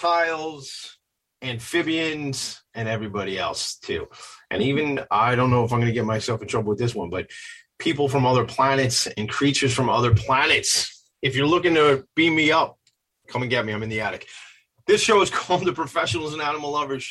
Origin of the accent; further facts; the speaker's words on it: Long Island, New York, United States; we're from Long Island